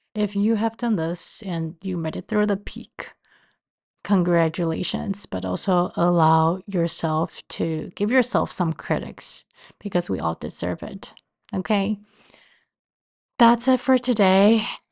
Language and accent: English; Taiwan; moved away as an adult; also born or lived in Cleveland, Ohio / Baltimore, Maryland; now in New York City, United States; I was born and raised in Taiwan and moved to the States after college